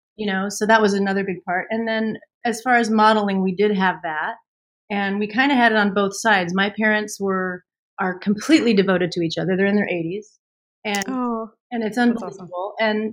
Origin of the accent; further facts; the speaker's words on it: Missouri, United States; I'm from Missouri